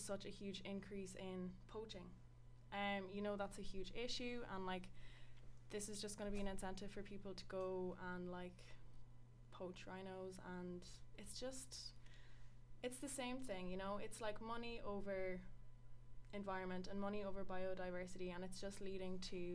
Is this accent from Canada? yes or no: no; Sligo, Connacht, Ireland; I'm from Sligo